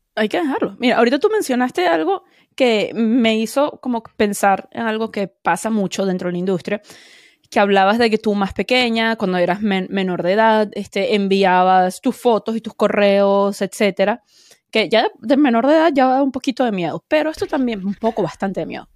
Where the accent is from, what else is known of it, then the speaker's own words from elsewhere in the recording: Venezuela; Como buena venezolana